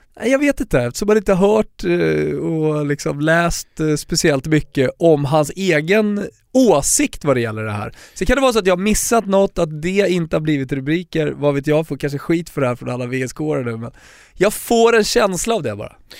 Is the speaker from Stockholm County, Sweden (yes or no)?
yes; Stockholm, Stockholm County, Sweden; Folk frågar vad jag är, de hör min dialekt och ja, jag är från Stockholm